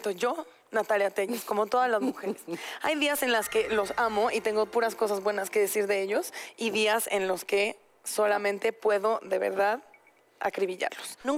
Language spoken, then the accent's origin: Spanish; Mexico; como buena mexicana